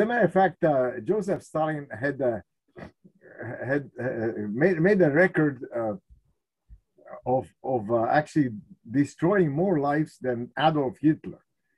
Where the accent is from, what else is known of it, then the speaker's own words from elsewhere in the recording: Czechia; born there; As you said, I was born in Czechoslovakia, and I think it could be said that I was born at the wrong time